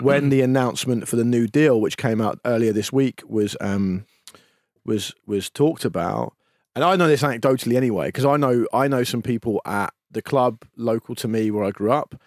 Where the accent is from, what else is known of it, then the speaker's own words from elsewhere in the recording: England, United Kingdom; we're British or English